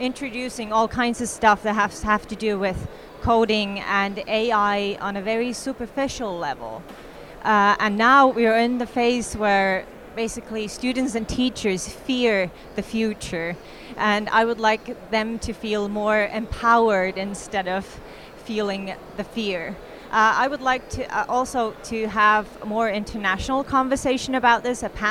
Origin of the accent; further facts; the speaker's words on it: Finland; I come from Finland